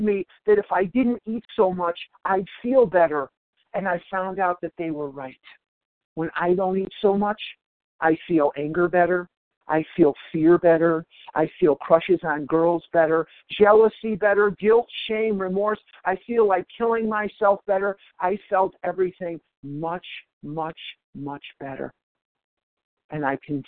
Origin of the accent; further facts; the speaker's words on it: Chicago, Illinois, United States; I'm from born and raised in Chicago, Illinois, home of the world champion Cubs